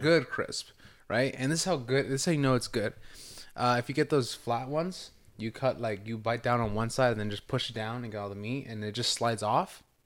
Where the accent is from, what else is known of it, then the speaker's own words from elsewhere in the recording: California, United States; I'm from Cali.